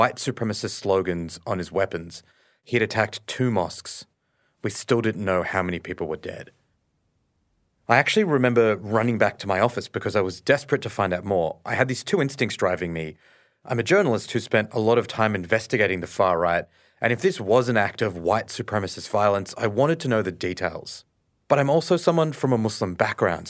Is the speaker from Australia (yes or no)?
yes; Australia; I grew up in Australia.